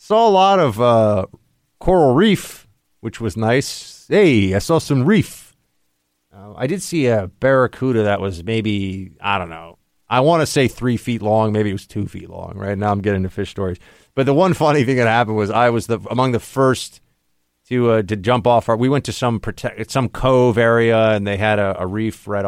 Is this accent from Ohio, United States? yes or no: no; New York, United States; As a New Yorker